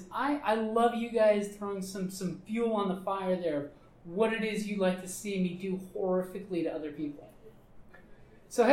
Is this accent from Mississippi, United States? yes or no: no; Southwest Arizona, United States; we come from Southwest Arizona